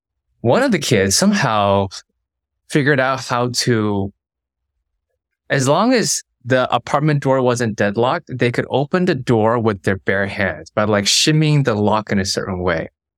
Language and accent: English; Hong Kong; also born or lived in Beijing; I grew up in Hong Kong, spent 5 years of my childhood in Beijing.